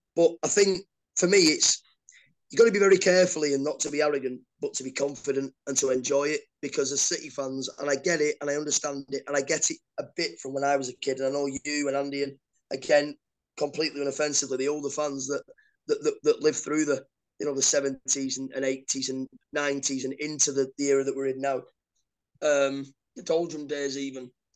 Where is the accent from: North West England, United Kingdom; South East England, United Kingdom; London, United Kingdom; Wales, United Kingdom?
North West England, United Kingdom; Oldham; moved away; I was born in Oldham.